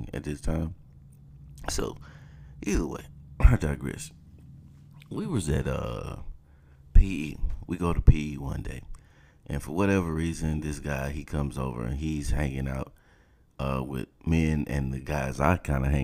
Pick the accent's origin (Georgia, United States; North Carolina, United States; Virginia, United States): Georgia, United States; South; moved away; growing up in South Georgia